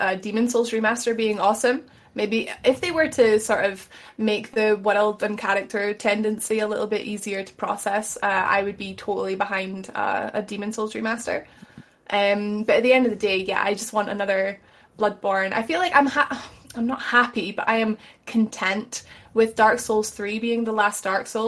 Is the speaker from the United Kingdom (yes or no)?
yes; Scotland, United Kingdom; I'm Scottish